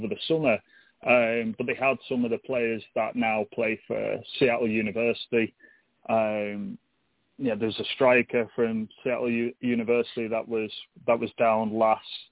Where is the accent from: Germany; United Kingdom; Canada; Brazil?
United Kingdom; England; now in United States; I'm English, and that's obviously where my roots are